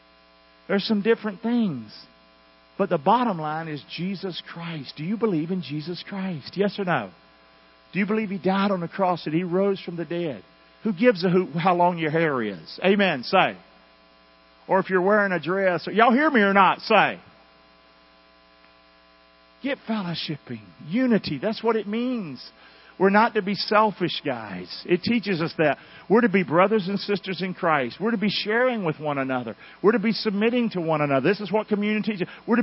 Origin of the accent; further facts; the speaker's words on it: North Carolina, United States; moved away; I came from North Carolina. Now, my kids were born here, but most all of us have in common that we came from somewhere else.